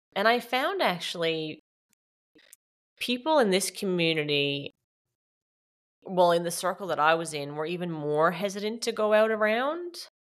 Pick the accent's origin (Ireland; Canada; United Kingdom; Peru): Canada; moved away as an adult; also born or lived in Newfoundland, Canada; now in Australia; I'm Canadian, so I was living in Newfoundland, Canada, and came back home